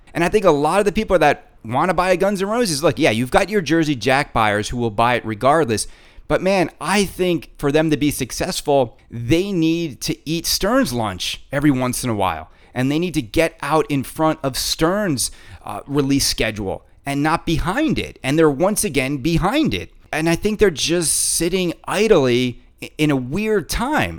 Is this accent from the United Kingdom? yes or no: no; Canada; I'm Canadian.